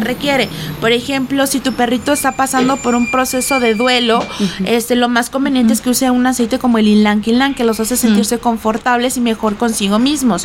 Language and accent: Spanish; Guaymas, Sonora, Mexico; moved away; yo soy de Guaymas Sonora